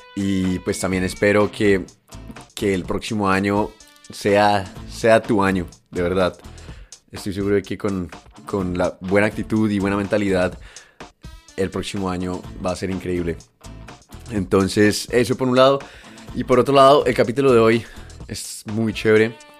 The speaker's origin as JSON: {"language": "Spanish", "country": "Colombia", "said": "vengo de Colombia"}